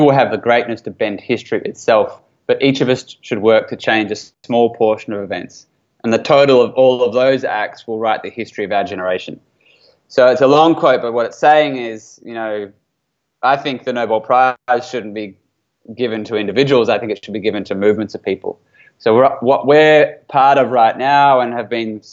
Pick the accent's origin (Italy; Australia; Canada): Australia; I spent 7 years in the military as an Australian military officer